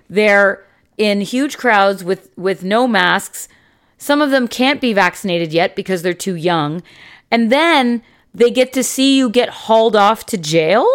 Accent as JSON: {"language": "English", "country": "Canada", "said": "as a Canadian society"}